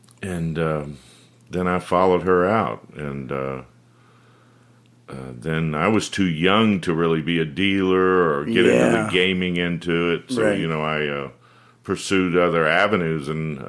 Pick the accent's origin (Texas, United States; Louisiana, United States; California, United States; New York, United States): Texas, United States; moved away as an adult; Well, I'm originally from Texas, and I moved here in 1979, and my brother and sister had already been living here.